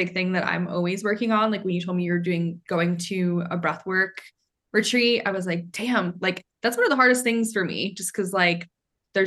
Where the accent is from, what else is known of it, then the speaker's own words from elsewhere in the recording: Maine, United States; moved away; I grew up in Maine